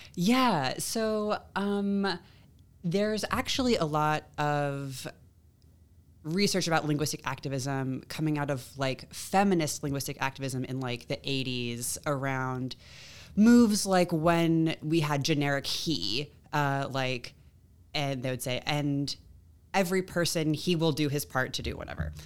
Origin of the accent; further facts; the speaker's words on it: Long Beach, California, United States; moved away as an adult; also born or lived in Atlanta; now in Columbia, United States; I grew up in California, did my undergrad out there